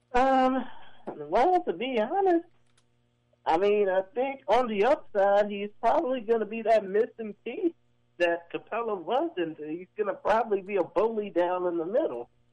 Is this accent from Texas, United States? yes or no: yes; Houston, Texas, United States; my hometown team